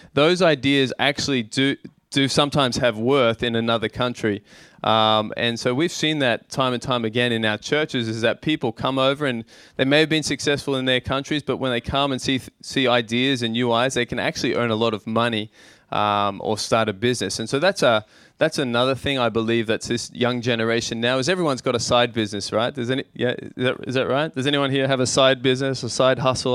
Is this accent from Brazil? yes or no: no; Australia; moved away as an adult; now in Tokyo, Japan; growing up in Australia, in a small town